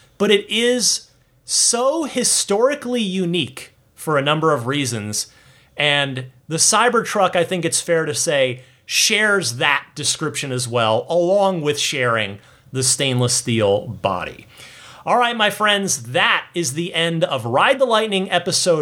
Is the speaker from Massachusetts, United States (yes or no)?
no; New Jersey, United States; Creamridge, New Jersey, my home state